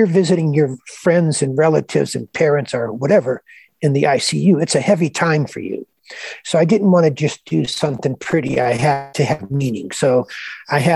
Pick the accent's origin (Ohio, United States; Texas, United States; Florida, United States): Ohio, United States; moved away as an adult; also born or lived in Kansas; I tried to get into Ohio State, come back to my home state